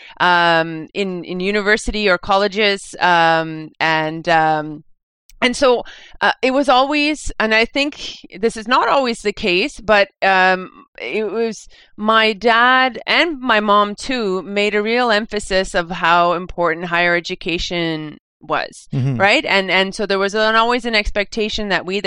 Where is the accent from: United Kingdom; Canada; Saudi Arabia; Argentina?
Canada; Quebec; born or raised there; also born or lived in New Brunswick